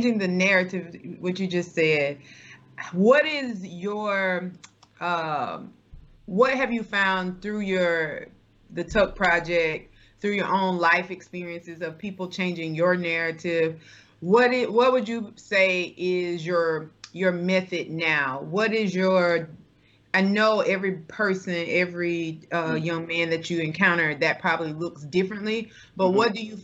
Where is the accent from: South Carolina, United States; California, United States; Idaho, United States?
South Carolina, United States; My hometown is an hour and a half from Myrtle Beach